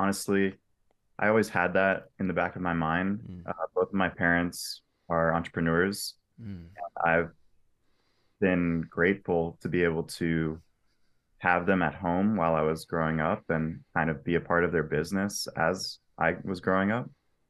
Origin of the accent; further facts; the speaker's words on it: Asheville, North Carolina, United States; also born or lived in South Florida; I was born in South Florida, lived there through elementary school, moved to North Carolina, and was there from elementary school through high school. Loved Asheville, North Carolina.